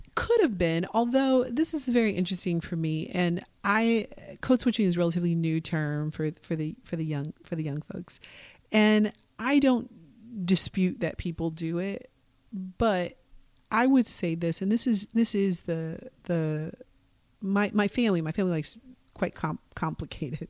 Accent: Milwaukee, Wisconsin, United States; now in Portland, United States; I was born and raised in Milwaukee, Wisconsin

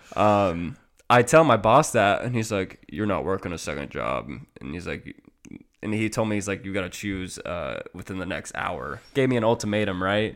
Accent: Iowa, United States; Iowa, my hometown, my, my home state

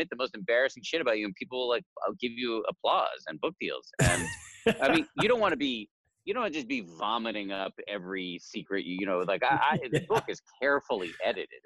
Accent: Newton, Massachusetts, United States; I grew up in Newton, Massachusetts

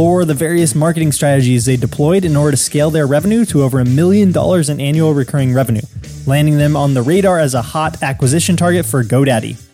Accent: California, United States; born or raised there

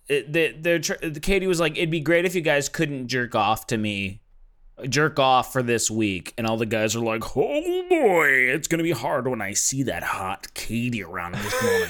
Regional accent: Los Angeles, California, United States; I'm from L

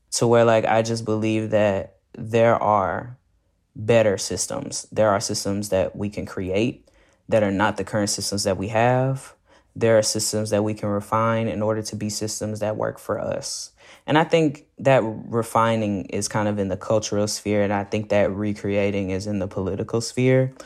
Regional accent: Fort Worth, Texas, United States; moved away as an adult; now in Austin, United States; I'm specifically from the east side of Fort Worth, Texas. In the Stop Six area, a historically black neighborhood

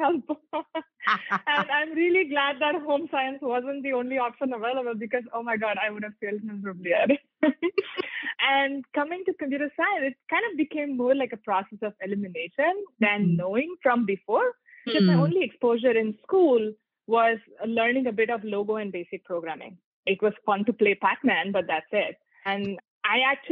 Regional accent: India; moved away; I grew up in India

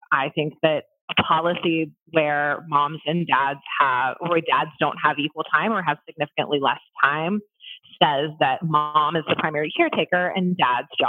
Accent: Columbus, United States; also born or lived in Orlando; I moved from Orlando back to Columbus, where I'm from.

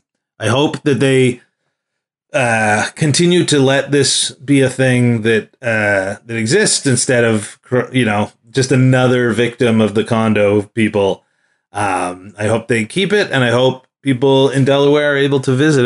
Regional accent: Australia; I'm from Australia.

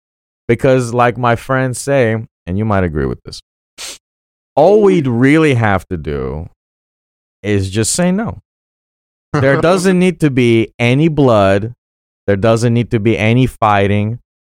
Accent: Sochi, Krasnodar Krai, Russia; born there; I mean, I was born in 92 in Sochi, Russia.

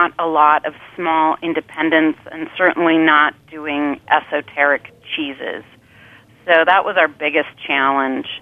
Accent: Midwest, United States; I grew up in the Midwest

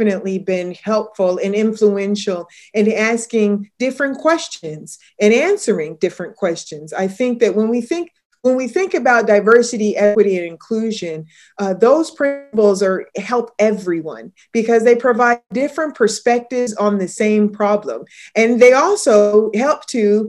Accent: Riverside, California, United States; I grew up in Riverside, California

